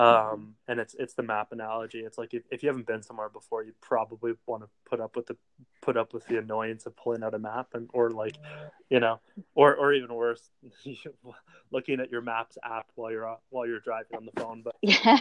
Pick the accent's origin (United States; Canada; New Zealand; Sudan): Canada; also born or lived in Ottawa; being the Canadian over here